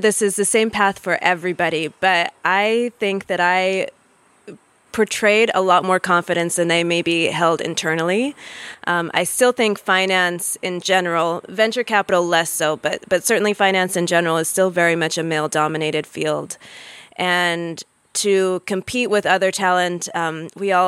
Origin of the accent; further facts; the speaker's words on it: United States; moved away as an adult; also born or lived in Nigeria; I am American